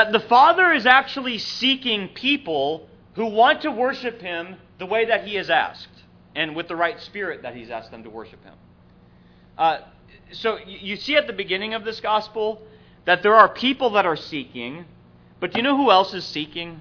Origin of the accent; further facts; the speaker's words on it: Minnesota, United States; growing up in Minnesota